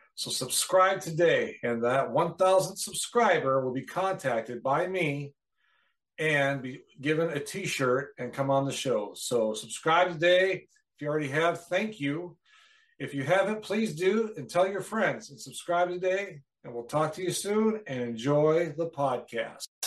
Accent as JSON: {"language": "English", "region": "Wisconsin", "country": "United States", "moved": "yes", "said": "I'm from Wisconsin originally"}